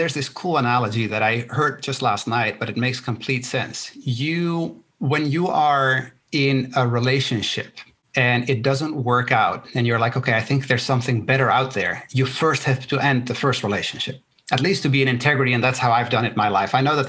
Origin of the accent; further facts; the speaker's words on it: Netherlands; born there; first language Spanish; English is a second language; My parents are from Chile, right? I was born in the Netherlands. Both my parents are from Chile. My first language is Spanish.